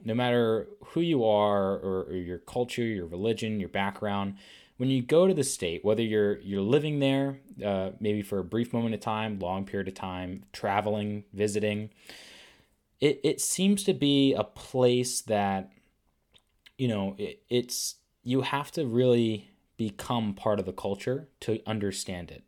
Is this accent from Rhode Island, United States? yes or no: yes; Rhode Island, United States; from Warwick, Rhode Island, which is the town right above where I was from